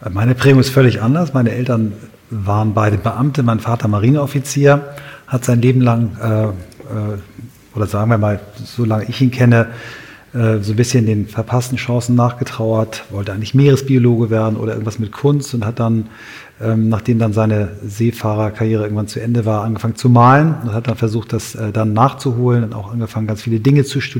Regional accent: Kiel, Schleswig-Holstein, Germany; also in so einem sehr schwierigen Viertel in, in Kiel, wo ich herkomme

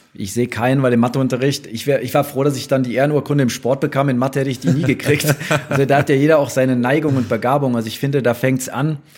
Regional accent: Rhineland, Germany; now in Stuttgart, Germany; als Rheinländer

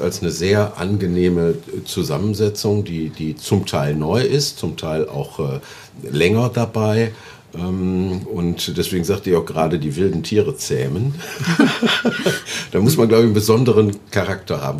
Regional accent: Oberhausen, North Rhine-Westphalia, Germany; in meiner Heimatstadt in Oberhausen

